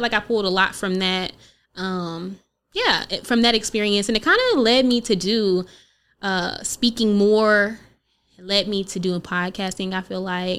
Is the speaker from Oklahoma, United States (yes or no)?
yes; Oklahoma, United States; being from Oklahoma